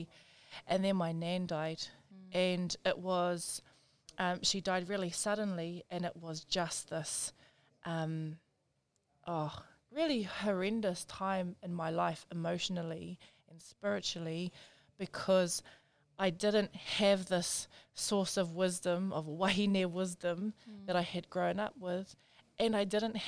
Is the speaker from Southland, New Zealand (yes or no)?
no; Auckland, New Zealand; Born and raised in South Auckland